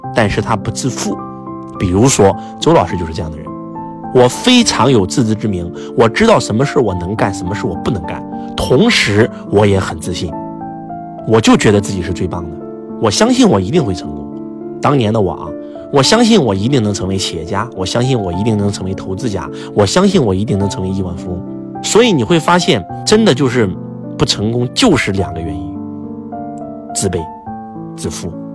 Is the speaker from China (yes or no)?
yes; Henan, China; 我们河南被称为中原，河南人的口头禅是“中”